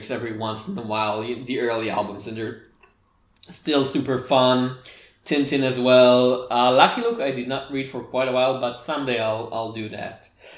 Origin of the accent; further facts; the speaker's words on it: Israel; I was born and raised in Israel